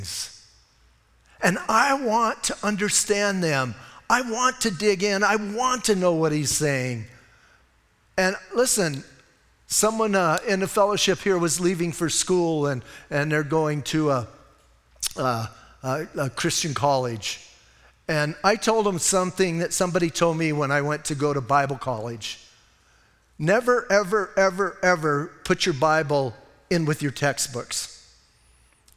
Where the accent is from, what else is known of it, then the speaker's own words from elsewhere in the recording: Bisbee, Arizona, United States; I was born and raised in Cochise County in Bisbee.